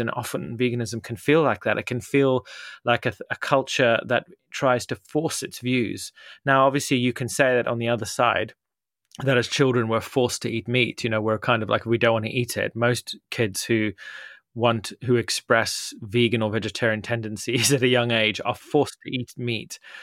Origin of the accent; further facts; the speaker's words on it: Zimbabwe; now in United Kingdom; I grew up in Zimbabwe